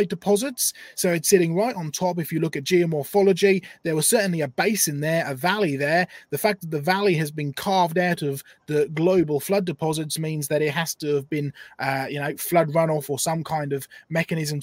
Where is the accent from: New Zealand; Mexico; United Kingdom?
United Kingdom; Norfolk coast, East of England; I grew up on the Norfolk coast collecting fossils from about the age of six.